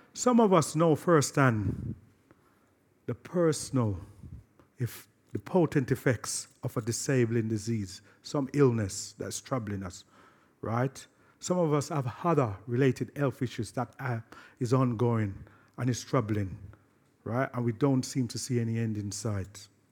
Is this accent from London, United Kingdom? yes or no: yes; London, United Kingdom; my hometown, Brixton